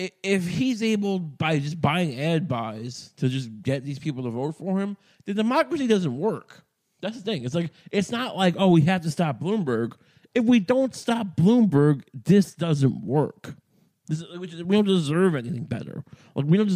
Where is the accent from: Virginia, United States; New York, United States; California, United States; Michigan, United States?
New York, United States; I grew up in New York